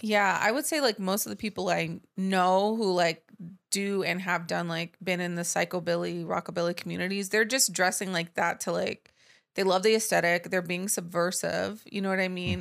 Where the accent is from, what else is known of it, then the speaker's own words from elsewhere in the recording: United States; also born or lived in Dallas, Texas / Los Angeles, California; I grew up in Dallas and in Los Angeles